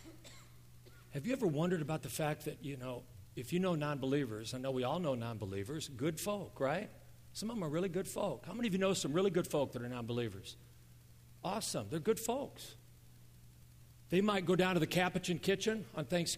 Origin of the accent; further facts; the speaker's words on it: United States; I grew up in America. I'm an American.